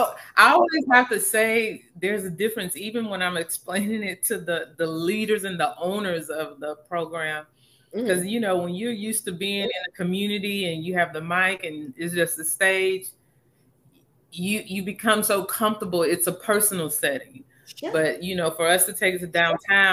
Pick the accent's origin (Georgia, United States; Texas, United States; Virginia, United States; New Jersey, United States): Texas, United States; Houston; I was born and raised in Houston, but I grew up in a Nigerian home